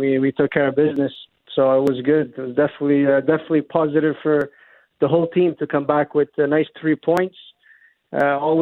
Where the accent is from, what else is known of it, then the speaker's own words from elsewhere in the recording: Montreal, Quebec, Canada; moved away as an adult; also born or lived in Spain / Italy / Portugal / Romania; I'm born in Montreal, born and raised in Montreal.